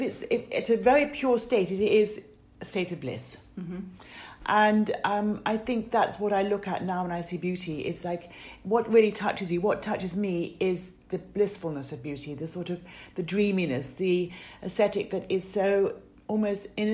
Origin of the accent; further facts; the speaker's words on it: West Sussex, South East England, United Kingdom; I was brought up in the English countryside in a gorgeous garden